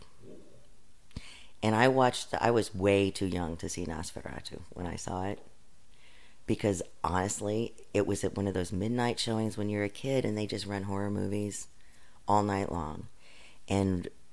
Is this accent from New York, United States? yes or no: no; Wilmington, Ohio, United States; in my hometown of Wilmington, Ohio